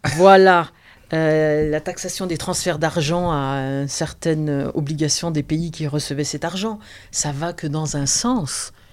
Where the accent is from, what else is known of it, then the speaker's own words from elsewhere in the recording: eastern France, France; dans l'est de la France, là d'où je viens